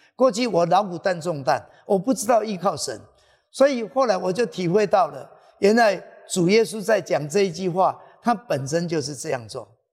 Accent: Taiwan; 我们在台湾有人就说

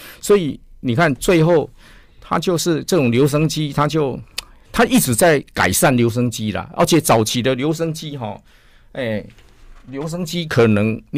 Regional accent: Taiwan; 听说我们是从台湾来追爱迪生，他很感动。

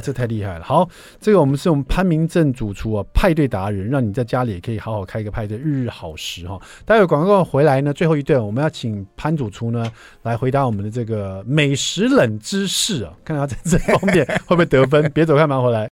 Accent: Taiwan; 我们台湾人都喜欢说 割包

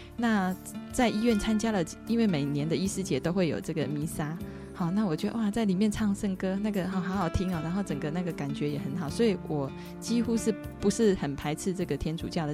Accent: Taiwan; 我的家庭也是一个，哦，我们台湾人就是一个传统的，哦，祭祖的这样的一个宗教信仰，民间信仰

